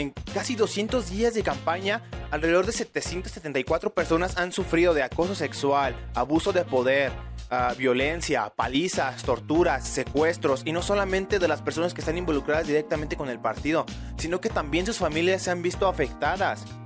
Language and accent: Spanish; Mexico; Los mexicanos no tenemos esa capacidad